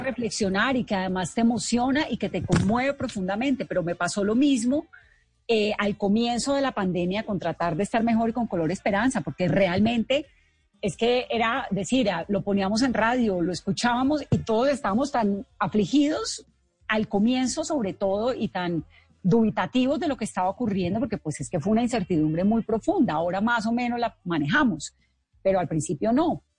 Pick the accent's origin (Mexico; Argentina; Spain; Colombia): Colombia; el historial de violencia que tiene Colombia, que obviamente es muy dramático lo que tenemos nosotros